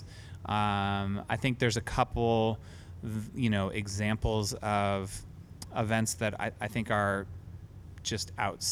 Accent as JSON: {"language": "English", "town": "Olympia", "region": "Washington", "country": "United States", "tie": "born or raised there", "lives_now": "Seattle, United States", "said": "I grew up in Olympia, on, Steamboat Island Road"}